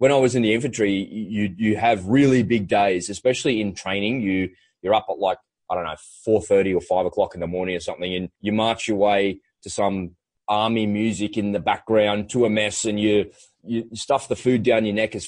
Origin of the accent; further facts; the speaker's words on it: Australia; an Aussie kid growing up by the beach in the water